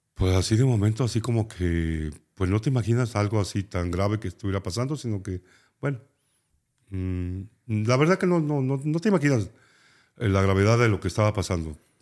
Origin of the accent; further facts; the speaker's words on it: Nayarit, Mexico; éramos 51 nayaritas